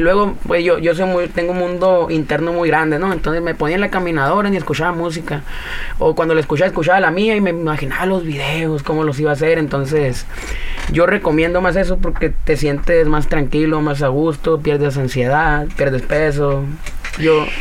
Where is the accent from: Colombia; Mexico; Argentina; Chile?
Mexico; Caborca, Sonora; moved away as an adult; now in Arizona, United States; Yo soy del pueblo de Caborca, Sonora